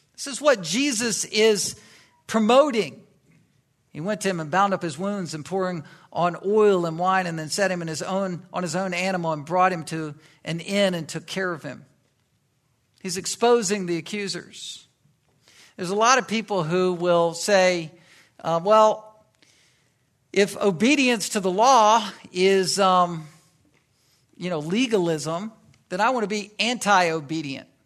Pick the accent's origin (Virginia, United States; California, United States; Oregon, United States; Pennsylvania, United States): Virginia, United States; Virginia Beach; I grew up in Virginia, and, um, in Virginia Beach